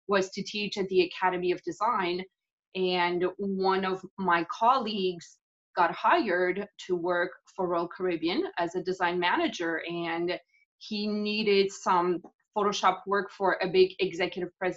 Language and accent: English; Portugal; moved away; also born or lived in Canada / Miami; I was born in Portugal. I lived in Canada for a really long time